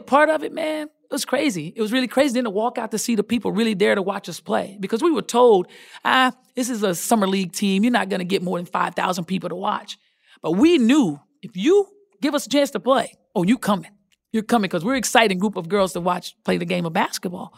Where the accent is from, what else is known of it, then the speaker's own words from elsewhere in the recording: Texas, United States; I'm from Texas